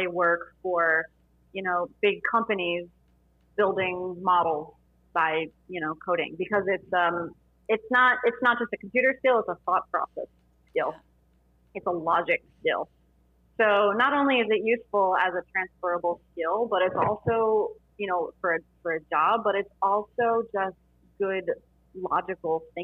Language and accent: English; South Florida, United States; I'm from South Florida